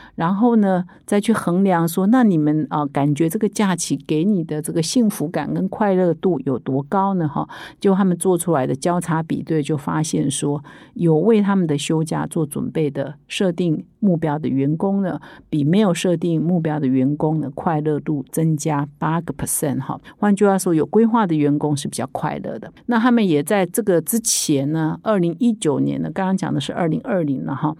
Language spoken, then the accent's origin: Chinese; Taiwan; 也是我们台湾人